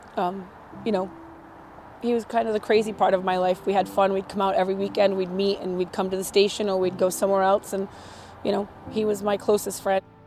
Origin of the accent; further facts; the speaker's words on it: Pawtucket, Rhode Island, United States; now in Charlestown, United States; I'm from Rhode Island, originally from Pawtucket. Now I live in Charlestown